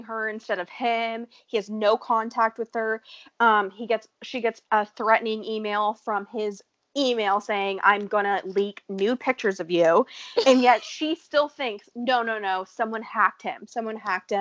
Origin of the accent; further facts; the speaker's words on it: United States; I'm from America.